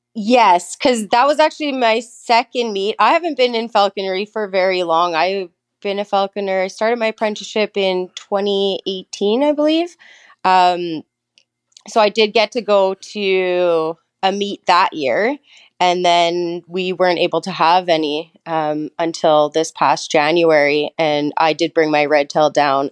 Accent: Thunder Bay, Ontario, Canada; also born or lived in British Columbia; I was born and raised in Thunder Bay

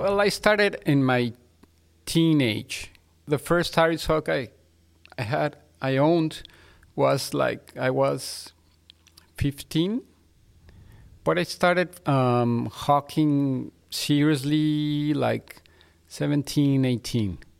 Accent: Mexico City, Mexico; now in Monterrey, Mexico; I was born in Mexico City.

